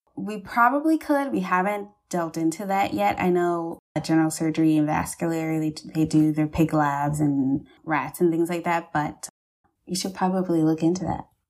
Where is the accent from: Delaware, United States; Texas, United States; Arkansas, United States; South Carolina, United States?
South Carolina, United States; Charleston; I'm from Charleston